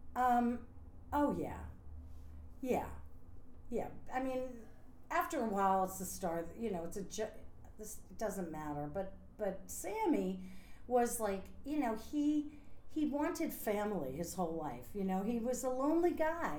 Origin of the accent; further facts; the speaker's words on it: a small town outside of Scranton, Pennsylvania, United States; moved away as an adult; also born or lived in New York; I'm from a small town outside of Scranton, Pennsylvania